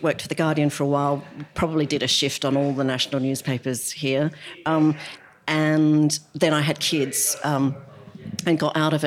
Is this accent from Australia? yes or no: yes; Australia; moved away as an adult; now in United Kingdom; when I grew up in Australia